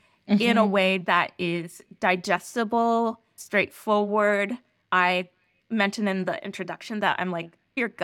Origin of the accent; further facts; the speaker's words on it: West Virginia, United States; I grew up in Western Virginia